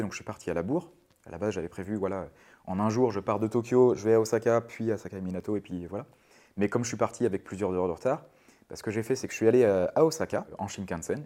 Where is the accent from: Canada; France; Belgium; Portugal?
France; Brittany; moved away; also born or lived in Japan; À la base je suis breton. J'ai grandi au bord de mer.